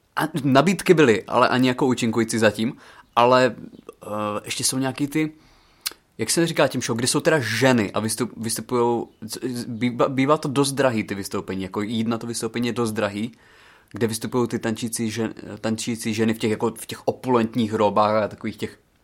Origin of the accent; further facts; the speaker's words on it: Přerov, Olomouc Region, Czechia; U nás v Přerově